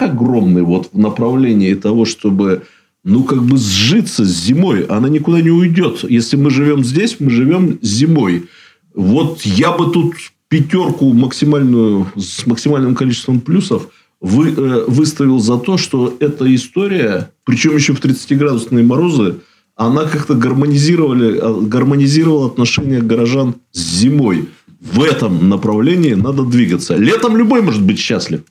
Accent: Siberia, Russia; also born or lived in Irkutsk; Мы сибиряки

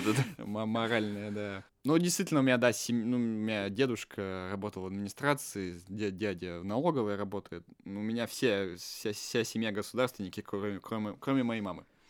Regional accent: Russia; moved away; also born or lived in Yekaterinburg; Мое детство прошло не в Екатеринбурге, мое mm-hmm. детство прошло в другом городе, в котором эта вся культура отсутствовала практически

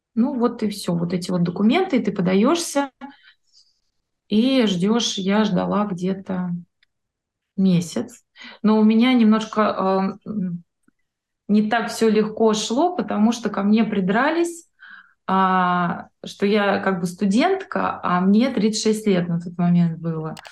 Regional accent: Moscow, Russia; moved away as an adult; now in Slovenia; мы из Москвы

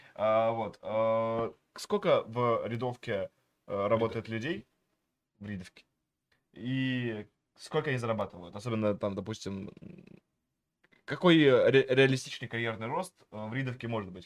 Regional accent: Vidnoye, Moscow Oblast, Russia; also born or lived in Pokhvistnevo, Samara Oblast; я э, рос в Ленинском районе Московской области, все-таки в городе видно

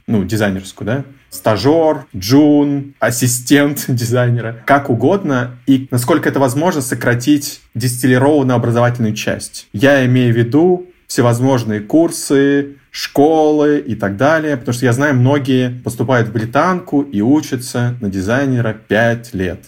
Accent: Novosibirsk, Novosibirsk Oblast, Russia; moved away; я из Новосибирска.

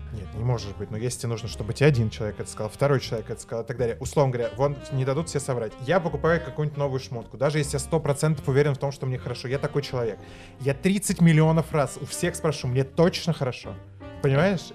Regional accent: Moscow, Russia; Я москвич, я родился в Москве, вырос в Москве

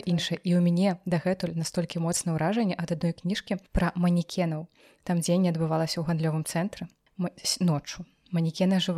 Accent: Belarus; я беларуска ж

